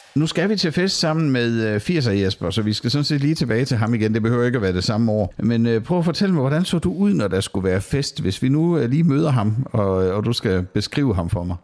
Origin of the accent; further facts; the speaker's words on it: Sønderborg, Southern Denmark, Denmark; Jeg er jo opvokset i Sønderborg, hvor jeg også bor i dag